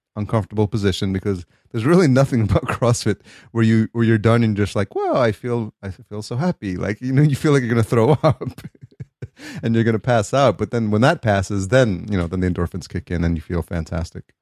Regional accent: New York, United States; now in California, United States; growing up in New York

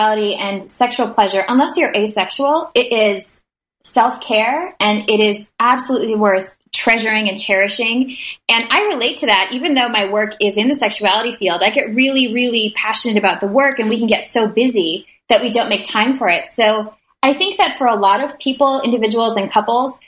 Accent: Minnesota, United States; I grew up in Minnesota

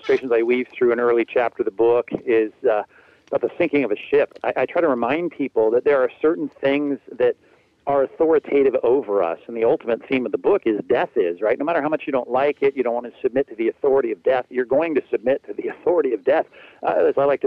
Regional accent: Long Beach, California, United States; when I was growing up in SoCal, here, sunny SoCal, my wife and I grew up in Long Beach

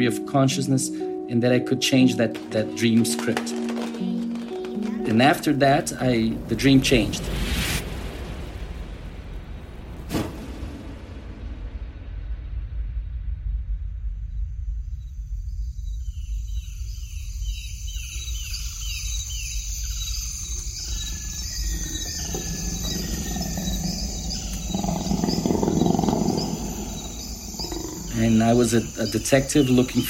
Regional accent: Brazil; I'm a neuroscientist from Brazil.

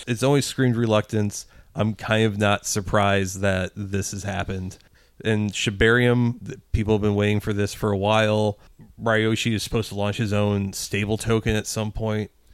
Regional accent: Midwest, United States; we grew up in the Midwest

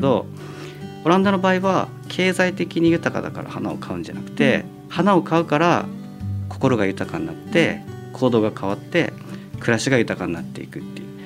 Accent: Kyushu, Japan; moved away; also born or lived in United States; 僕九州の育ちなんですけどあの地元でも

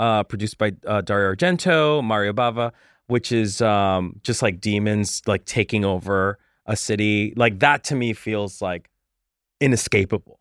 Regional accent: Colombia; moved away; I'm from Colombia, um, and I n, and I lived very poor

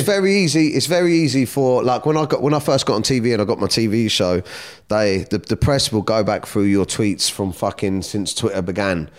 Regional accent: Surrey, South East England, United Kingdom; also born or lived in Kingston; I was born in Kingston. I grew up, uh, I come from, like, a broken home. My mum and dad broke up, so I'd spend some time with my mum, some time with my dad. And, um, yeah, I grew up around Surrey

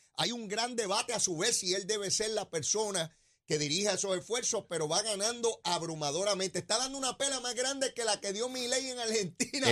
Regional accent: San Juan, Puerto Rico; yo también soy bien sanjuanero

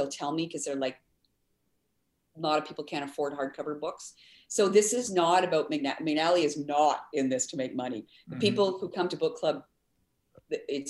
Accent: Ottawa, Ontario, Canada; now in Winnipeg, Canada; I grew up in Ottawa, but we'd come to Winnipeg to visit my aunt

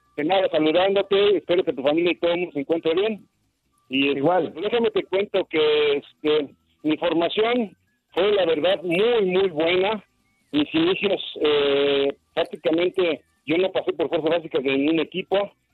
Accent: Mexico; como mexicanos que somos

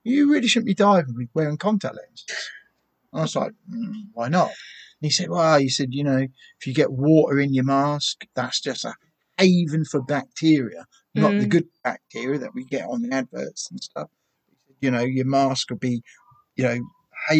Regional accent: Bungay, East of England, United Kingdom; I come from Bungie

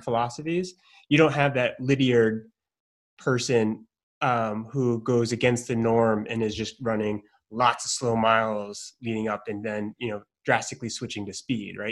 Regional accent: Maine, United States; I grew up in Maine

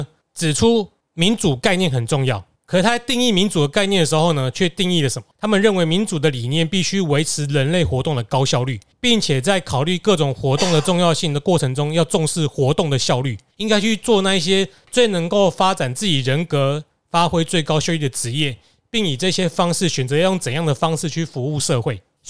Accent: Taiwan; 其实大家我们台湾人最容易想到的是体保生没脑没脑袋

